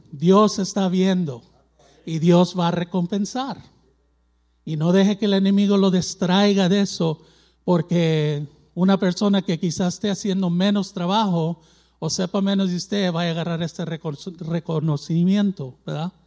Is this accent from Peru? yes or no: no; Mexico; yo soy mexicano, tengo sangre mexicana